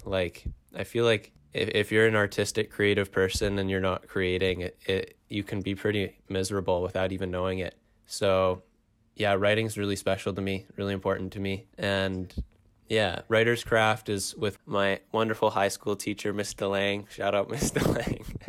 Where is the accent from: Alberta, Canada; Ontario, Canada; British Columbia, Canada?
Ontario, Canada; Toronto; I am from Toronto